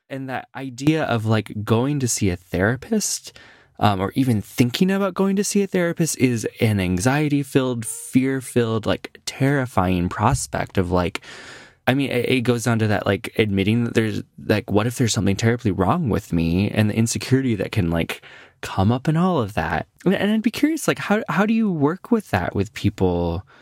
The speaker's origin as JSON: {"language": "English", "region": "Midwest", "country": "United States", "tie": "born or raised there", "moved": "yes", "said": "I grew up in the Midwest"}